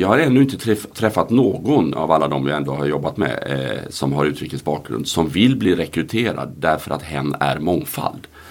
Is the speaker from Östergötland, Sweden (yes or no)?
no; Gothenburg, Västra Götaland, Sweden; jag är från Göteborg